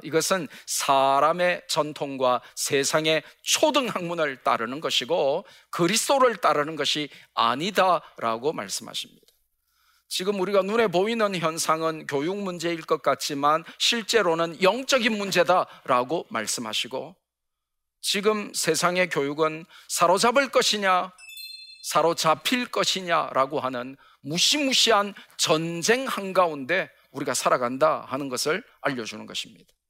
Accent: Gyeongsang, South Korea; 저는 경상도 사나이 B형 남자라

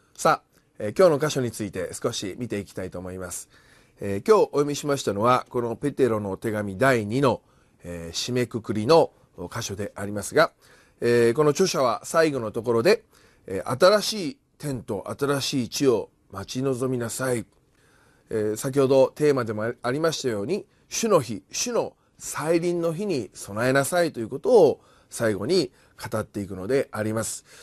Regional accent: Kyoto, Japan; now in Tokyo, Japan; 私たちはもともとえー、京都出身であり

